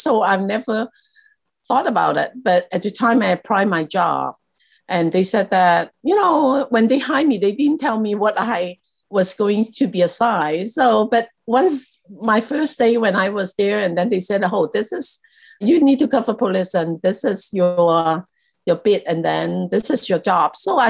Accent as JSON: {"language": "English", "country": "Hong Kong", "tie": "born there", "also_born_or_lived": "Taiwan", "said": "I was born in Hong Kong."}